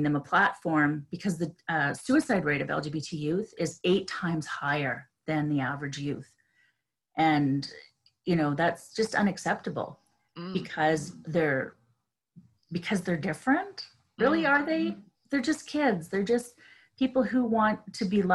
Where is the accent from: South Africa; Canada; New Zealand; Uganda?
Canada; being a Canadian